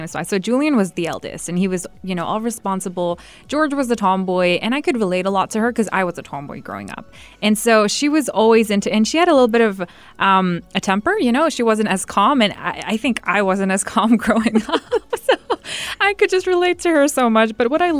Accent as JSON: {"language": "English", "country": "Saudi Arabia", "tie": "born or raised there", "said": "I was born and raised in Saudi"}